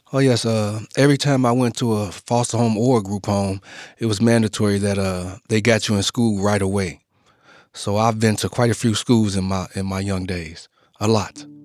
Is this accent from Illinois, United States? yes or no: yes; Chicago, Illinois, United States; I was born and raised in Chicago